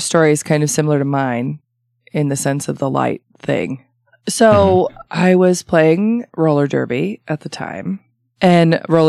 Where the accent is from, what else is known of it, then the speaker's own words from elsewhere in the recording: Arizona, United States; growing up in Arizona too